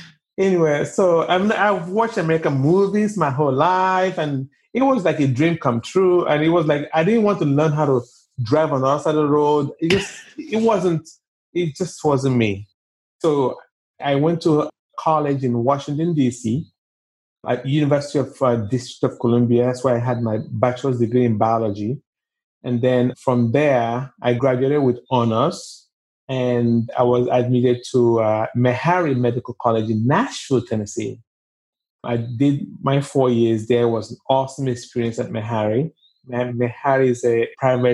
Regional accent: Nigeria; moved away as an adult; also born or lived in New York City / Atlanta; now in United States; I was born and raised in Nigeria. I went to high school in Nigeria.

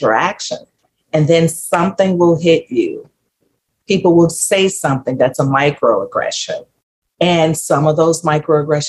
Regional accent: Mississippi, United States; I grew up in Mississippi

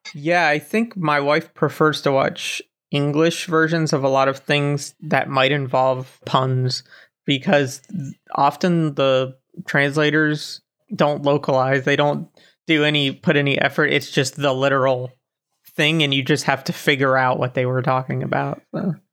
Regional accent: Florida, United States; now in Germany; I was born in Florida and now I live in Germany

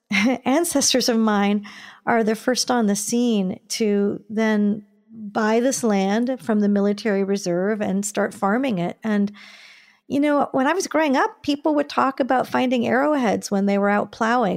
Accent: Ohio, United States; I grew up in Ohio

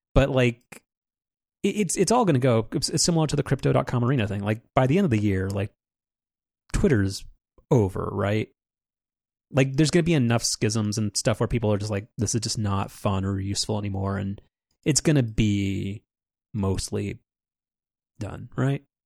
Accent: Southern California, United States; when we both grew up in Orange County or in Southern California

